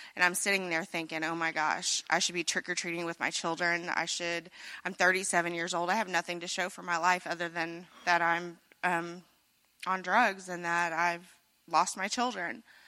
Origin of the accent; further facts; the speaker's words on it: Carrollton, Missouri, United States; I'm from Carrollton, Missouri, not too far away, so I'm a local